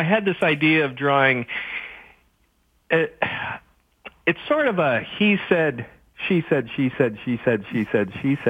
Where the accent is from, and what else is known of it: Canada